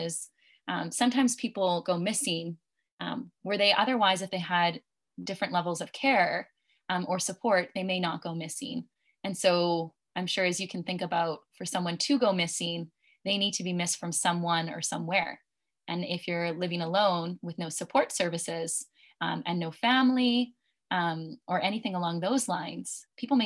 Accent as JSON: {"language": "English", "area": "just outside the Vancouver region", "region": "British Columbia", "country": "Canada", "also_born_or_lived": "Ontario", "said": "I'm actually originally from British Columbia, and so just outside of the Vancouver region"}